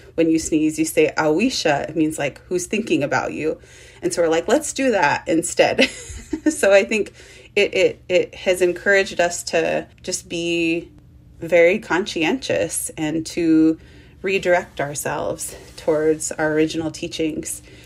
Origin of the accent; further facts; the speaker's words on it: United States; I grew up on the Shoshone Paiute Reservation and on the Duck Valley Indian Reservation in Idaho and Nevada